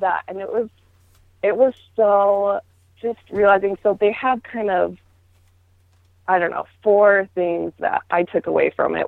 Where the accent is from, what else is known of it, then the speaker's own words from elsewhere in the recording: Utah, United States; I grew up in Utah where that was that was the norm